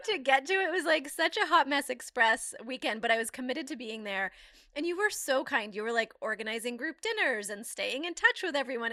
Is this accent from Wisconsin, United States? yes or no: no; Maine, United States; I'm from Maine